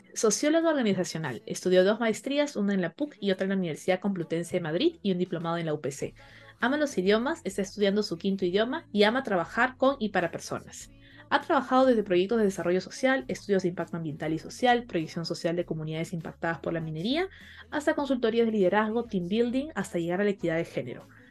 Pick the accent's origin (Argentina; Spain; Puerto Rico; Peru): Peru; como latino, como peruano